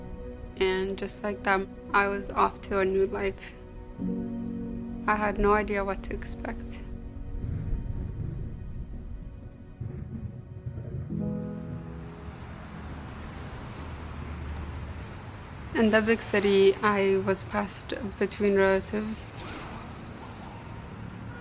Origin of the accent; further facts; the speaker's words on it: Ethiopia; I grew up in Ethiopia.